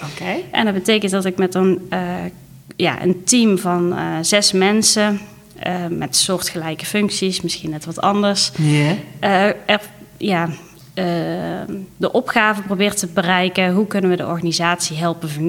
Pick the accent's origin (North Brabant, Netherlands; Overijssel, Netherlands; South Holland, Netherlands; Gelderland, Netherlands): North Brabant, Netherlands; Tilburg; ik ben geboren en getogen in Tilburg.